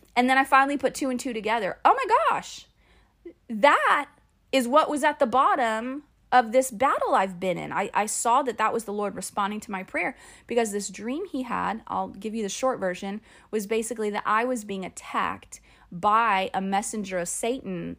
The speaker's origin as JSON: {"language": "English", "town": "Phoenix", "region": "Arizona", "country": "United States", "tie": "born or raised there", "moved": "yes", "said": "I'm from Phoenix. And so it all happened in Phoenix, in my hometown, where I graduated from high school"}